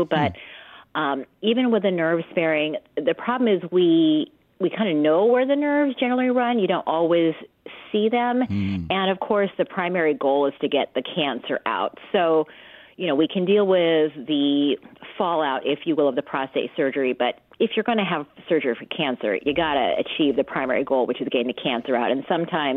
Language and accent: English; Loma Linda, California, United States; I am from actually Loma Linda, believe it or not. So I grew up here in the Inland Empire